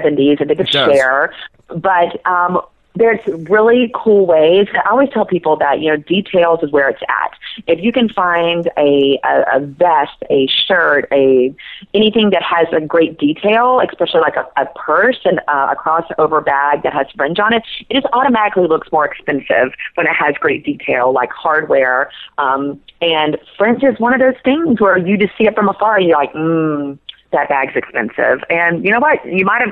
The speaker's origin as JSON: {"language": "English", "region": "South Georgia", "country": "United States", "tie": "born or raised there", "said": "I'm from South Georgia and I grew up with overalls my whole life"}